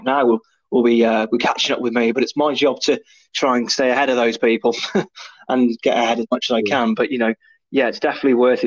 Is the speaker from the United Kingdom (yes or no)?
yes; Mid Wales, United Kingdom; This small little lad from Mid Wales